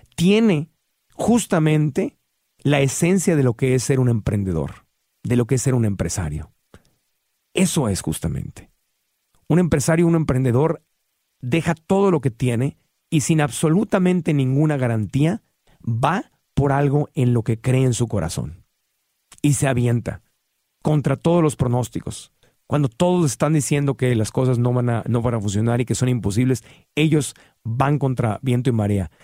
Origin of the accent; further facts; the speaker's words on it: Tijuana, Baja California, Mexico; crecí en Tijuana y, y en Tijuana crecí viendo cómo cruzaba la gente